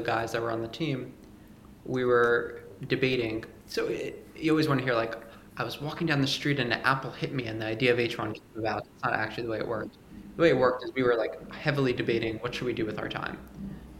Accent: New York, United States; I'm from New York

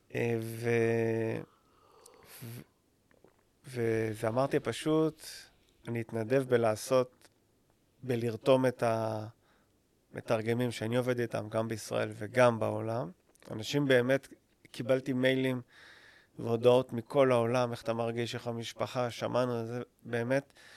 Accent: Israel; אני ישראלי, אני חי פה כל החיים שלי

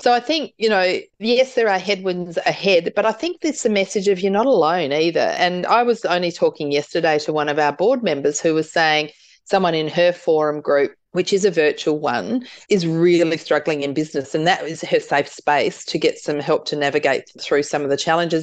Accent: South Australia, Australia; I'm from South Australia

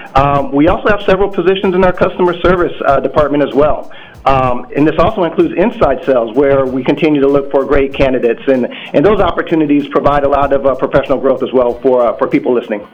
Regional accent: Des Moines, Iowa, United States; moved away as an adult; also born or lived in Hampton, Virginia; now in Minneapolis, United States; I'm originally from Des Moines, Iowa

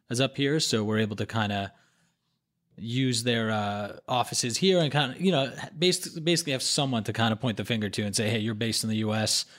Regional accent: Hong Kong; now in New York, United States; I grew up in Hong Kong

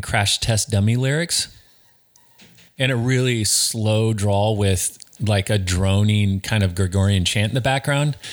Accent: Snohomish, Washington, United States; I am, I am from Snohomish

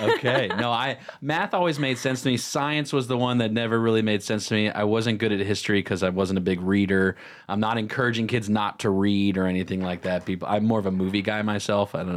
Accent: Cornelius, North Carolina, United States; we grew up in Cornelius Huntersville area.

